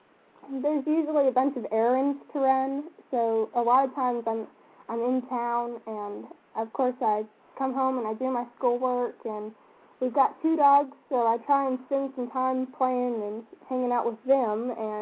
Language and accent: English; Paris, United States; Well, the only thing is that if you just say, I'm from Paris, everyone's like, oh, France?